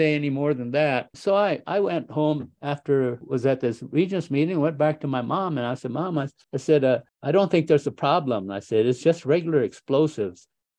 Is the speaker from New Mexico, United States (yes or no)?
yes; Socorro, New Mexico, United States; moved away; I had been away for a long time from my hometown. When I came back to Socorro in 1985